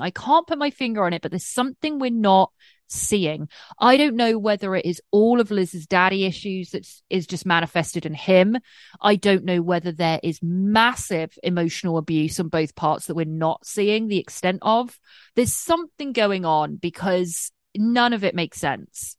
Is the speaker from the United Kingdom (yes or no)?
yes; England, United Kingdom; now in United States; I'm English and I live in America and I've been here for a while. And I'm on a green card